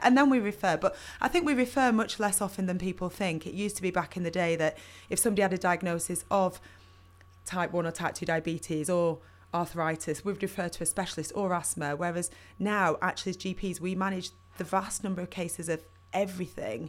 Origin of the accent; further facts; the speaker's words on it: Burnley, North West England, United Kingdom; I grew up in Burnley